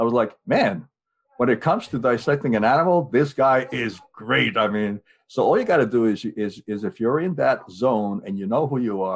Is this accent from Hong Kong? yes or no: no; Hungary; moved away; as a small kid growing up in Hungary